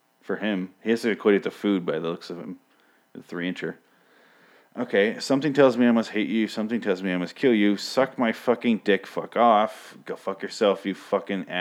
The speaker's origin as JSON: {"language": "English", "region": "Michigan", "country": "United States", "tie": "born or raised there", "said": "I grew up in Michigan"}